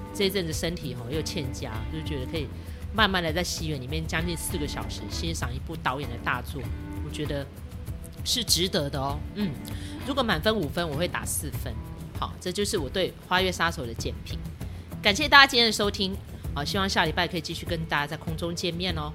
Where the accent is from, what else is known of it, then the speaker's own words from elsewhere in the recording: Taiwan; 对我们台湾人来说有点久远